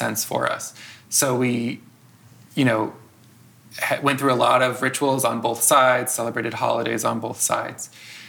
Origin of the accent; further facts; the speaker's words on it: outside of Chicago, Illinois, United States; I grew up outside of Chicago.